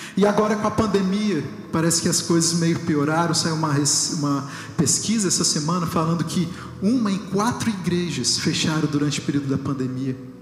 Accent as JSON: {"language": "Portuguese", "country": "Brazil", "moved": "yes"}